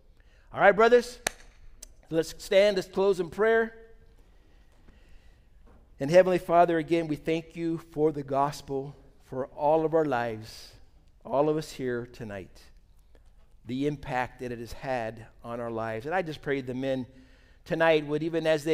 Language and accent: English; United States; We're from America. I'm a pastor there